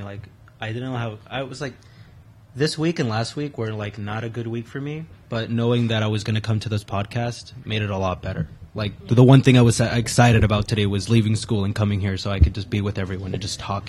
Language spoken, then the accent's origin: English; Brentwood, New York, United States; I grew up in Brentwood like all my life, and all I know is Brentwood.